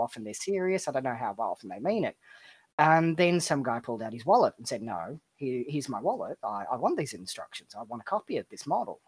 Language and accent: English; Melbourne, Victoria, Australia; I'm from Melbourne, Australia.